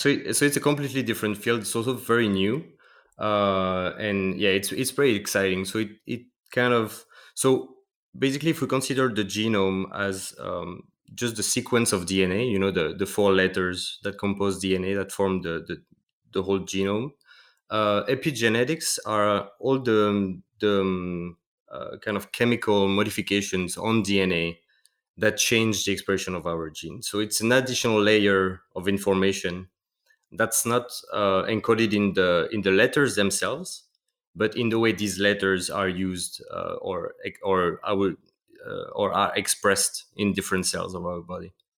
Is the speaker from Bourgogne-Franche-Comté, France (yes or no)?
no; Metz, Grand Est, France; moved away as an adult; now in Basel, Switzerland; I work m, in a small town called Metz, close to Luxembourg, so, yeah, north, northeast of France.